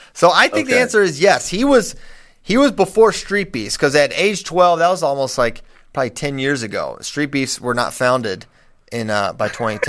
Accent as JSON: {"language": "English", "region": "Virginia", "country": "United States", "tie": "born or raised there", "said": "I wish you were from Virginia, Ben. You could be helping my home state."}